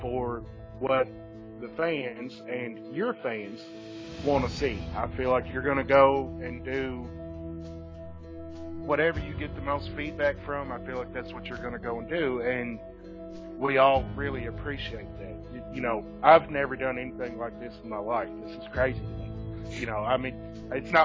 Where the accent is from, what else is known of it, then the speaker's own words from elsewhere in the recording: Eminence, Kentucky, United States; also born or lived in Shelbyville, Kentucky; I'm from Eminence, Kentucky, which is a real small town. I was raised by my grandparents way out in the country.